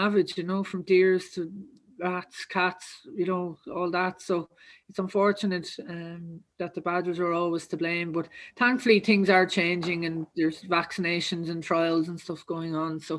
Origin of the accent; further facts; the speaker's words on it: County Kildare, Leinster, Ireland; I'm actually from Kildare. So just outside Munstrevan there, a lovely place called Umras.